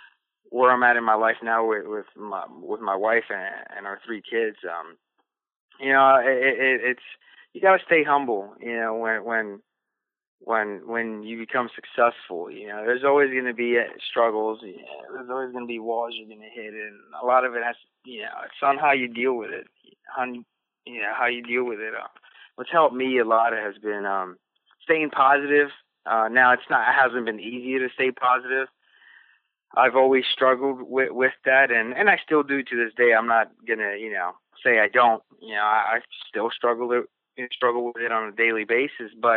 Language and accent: English; Silver Spring, Maryland, United States; I went down to where I grew up, and I showed my kids around the area down in Silver Spring, Maryland